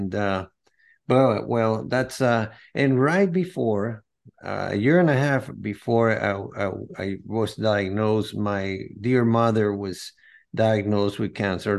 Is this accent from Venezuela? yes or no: yes; Venezuela; I'm from Venezuela. I was born in Venezuela from a Greek and Spanish from Madrid parents. They migrated to Venezuela after World War II.